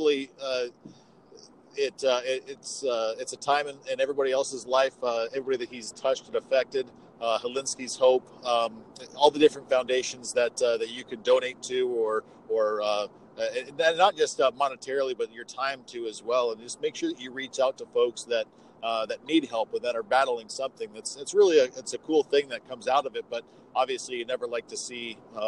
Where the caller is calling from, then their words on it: Walla Walla, Washington, United States; I am calling from beautiful Walla Walla, Washington.